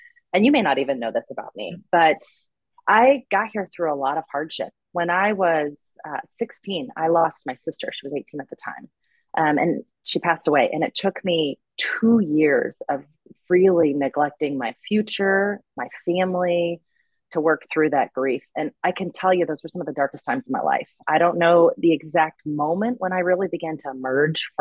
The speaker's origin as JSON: {"language": "English", "region": "Oklahoma", "country": "United States", "tie": "born or raised there", "said": "we settled back into my hometown, Oklahoma"}